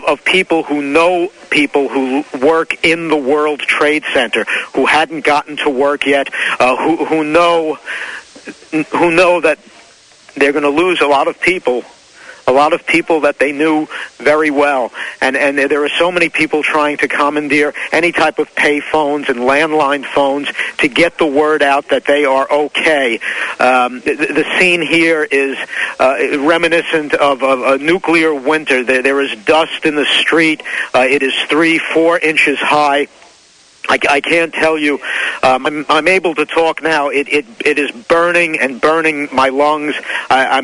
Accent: Glen Rock, New Jersey, United States; my hometown of Glen Rock

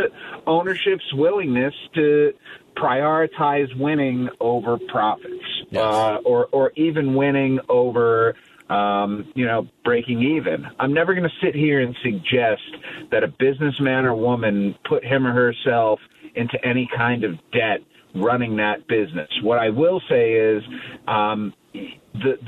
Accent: Cleveland, Ohio, United States; now in Kansas City, United States; I grew up in Cleveland

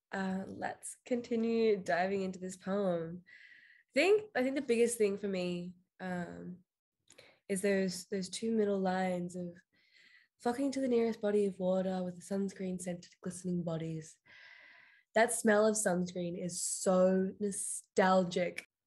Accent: Frankston, Victoria, Australia; Frankston, my hometown

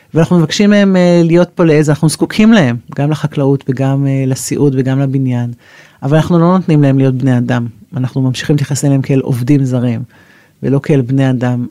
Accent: Israel; מושבניקית, גדלתי במושב, גדלתי עם אה, תאילנדים מאחורי הבית

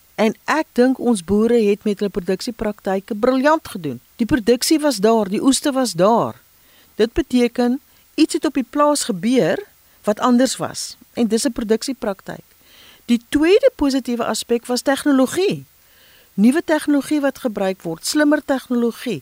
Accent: South Africa; ons as Afrikaners

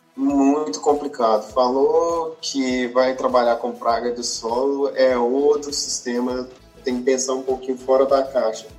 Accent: Pompéu, Minas Gerais, Brazil; moved away as an adult; also born or lived in Viçosa, Brazil; now in Jaboticabal, Brazil; eu sou natural de Pompeu, Minas Gerais

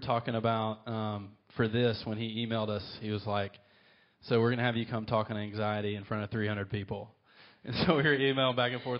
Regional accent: Alabama, United States; also born or lived in Mexico, Missouri; So, I grew up in Alabama. I was born in Mexico, Missouri.

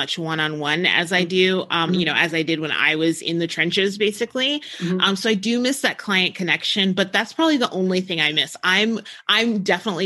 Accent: New Jersey, United States; now in New Mexico, United States; I grew up in New Jersey. So like I grew up around ocean

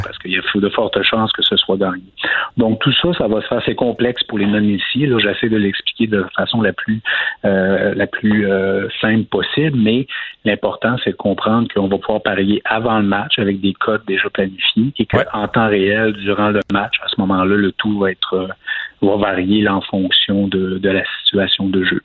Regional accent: Quebec, Canada; en tant que Québécois

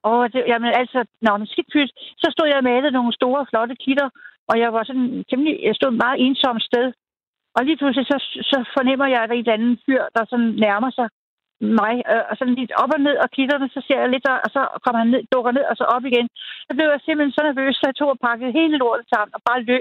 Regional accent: Birkerød, Capital Region of Denmark, Denmark; jeg voksede op ude i Birkerød, Nordsjælland.

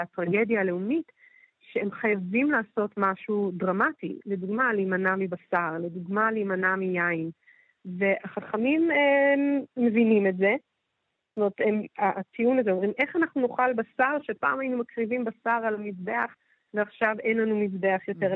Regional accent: Jerusalem, Jerusalem District, Israel

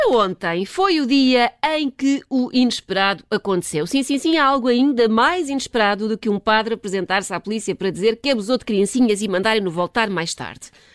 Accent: Portugal; como bons tugas que somos

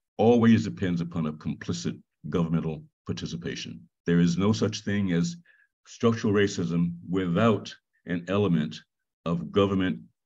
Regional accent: Washington, District of Columbia, United States; now in Baltimore, United States; I grew up in Ward 7 in Washington, D.C.

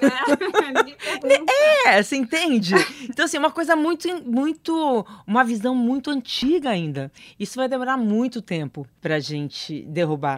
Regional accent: interior of São Paulo, Brazil; eu sou do interior, de São Paulo

